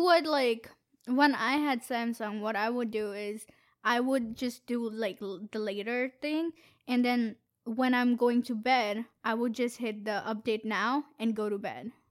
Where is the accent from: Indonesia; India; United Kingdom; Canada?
India; now in Boston, United States; I'm from India